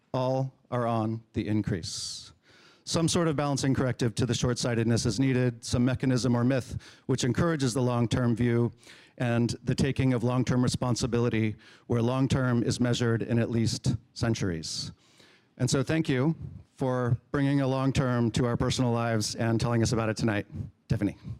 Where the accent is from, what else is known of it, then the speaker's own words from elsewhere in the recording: Marin, California, United States; we grew up in Marin together